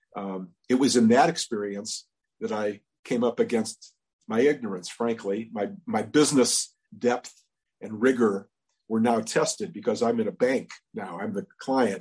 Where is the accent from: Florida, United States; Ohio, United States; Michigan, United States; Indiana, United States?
Ohio, United States; Cleveland; where I was growing up in Cleveland